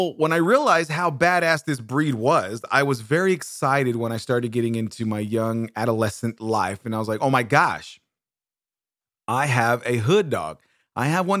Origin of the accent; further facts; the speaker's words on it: Bakersfield, California, United States; I grew up in Bakersfield, California, on Casino Street, right behind Watts and right on the side of Cottonwood